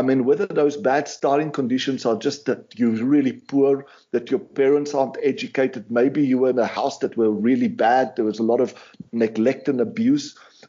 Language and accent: English; South Africa; I grew up in South Africa. We didn't have much resources, you know, but we had a really good life and spent a lot of time on the farm